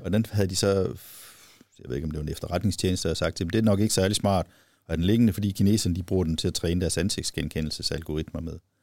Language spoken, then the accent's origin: Danish; Viborg, Central Denmark Region, Denmark; jeg kommer selv fra Viborg